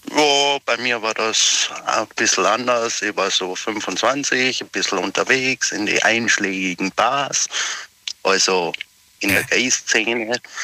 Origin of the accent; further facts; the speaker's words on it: Pforzheim, Baden-Württemberg, Germany; Aus Pforzheim, bin aber zurzeit geschäftlich in Frankfurt unterwegs